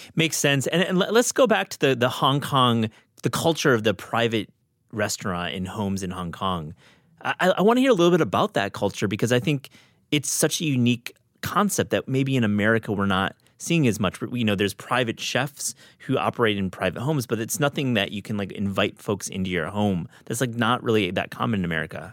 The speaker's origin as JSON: {"language": "English", "town": "Kalamazoo", "region": "Michigan", "country": "United States", "tie": "born or raised there", "said": "I grew up in Kalamazoo."}